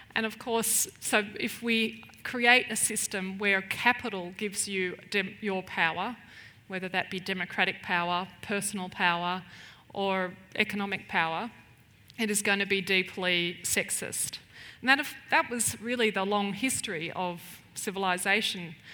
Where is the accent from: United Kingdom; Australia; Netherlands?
Australia; Melbourne, Victoria; moved away as an adult; now in Chiang Mai, Thailand; I'm originally from Melbourne